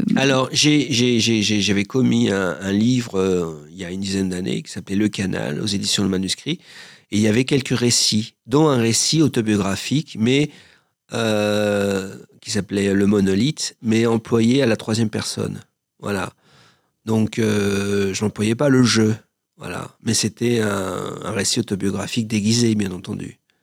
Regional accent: Paris, Île-de-France, France; also born or lived in Joinville-le-Pont; Moi, je suis né à Paris, j'ai vécu en banlieue. Je vis toujours en banlieue, à Joinville-le-Pont

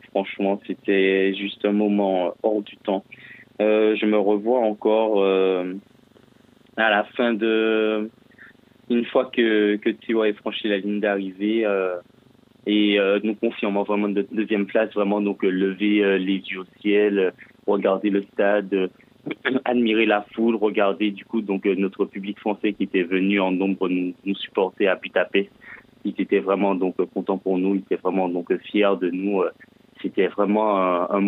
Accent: Martinique; Alors effectivement, donc je suis originaire de, de la Martinique euh, spécialement.

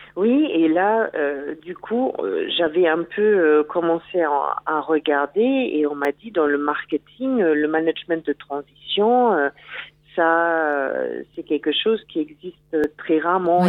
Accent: Germany; French is a second language; moved away; je suis allemande.

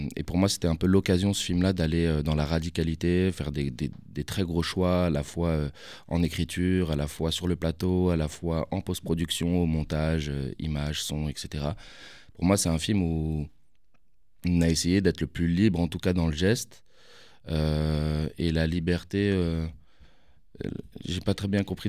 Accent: Paris, Île-de-France, France; j'ai grandi là-bas.

